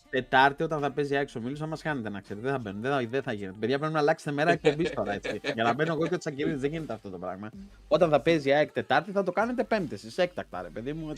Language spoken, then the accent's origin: Greek; a village near Ancient Olympia, Western Greece, Greece; εμένα το χωριό μου είναι κοντά στην αρχαία Ολυμπία